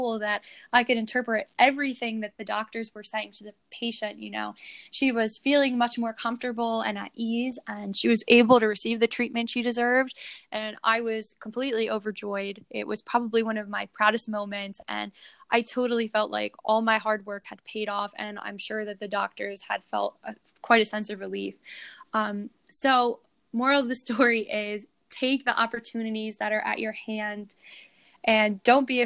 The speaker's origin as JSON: {"language": "English", "country": "United States", "said": "being an American coming to Bosnia"}